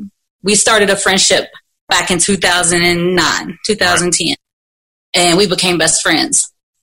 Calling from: Louisville, Kentucky, United States; Louisville, Kentucky.

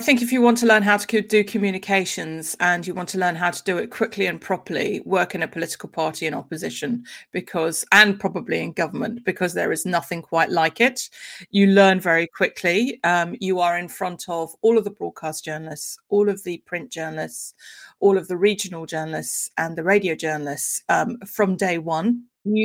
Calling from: London, United Kingdom; I am coming in from West London, so, you know, groovy old London.

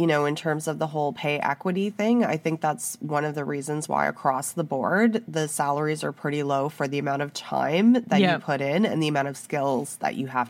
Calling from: Canada; I'm speaking from Canada, I can't speak to other countries

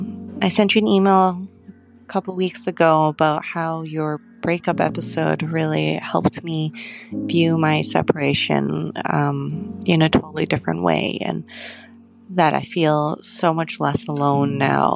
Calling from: Canada; I'm 30 years old, calling from Canada

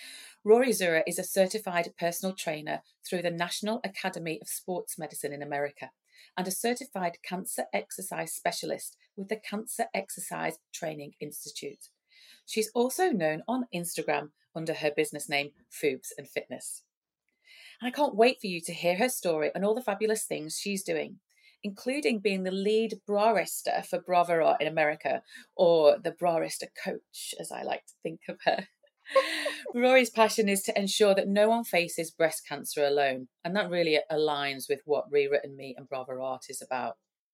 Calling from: New South Wales, Australia; I'm on the east coast of New South Wales.

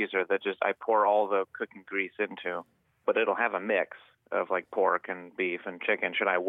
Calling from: Oakland, California, United States; Oakland, California.

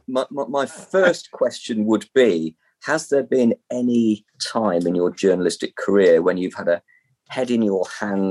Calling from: Leicester, East Midlands, United Kingdom; I'm calling from Leicester.

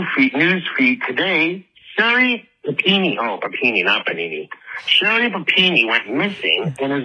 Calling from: Canada; by the way. I'm calling from Canada.

